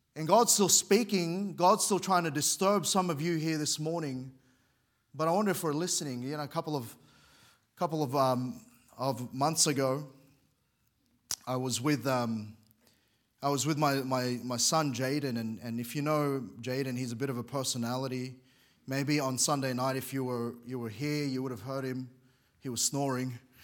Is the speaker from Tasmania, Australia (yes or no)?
no; Sydney, New South Wales, Australia; moved away as an adult; now in Queensland, Australia; I grew up in Sydney. We moved there when I was very young, and that's home to me